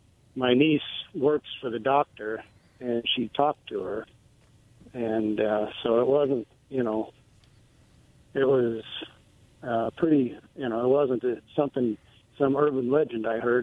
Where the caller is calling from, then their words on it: Philadelphia, Pennsylvania, United States; from Philly.